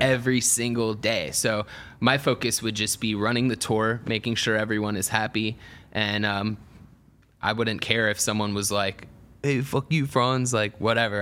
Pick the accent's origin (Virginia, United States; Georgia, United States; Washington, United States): Georgia, United States; Atlanta; I grew up in Atlanta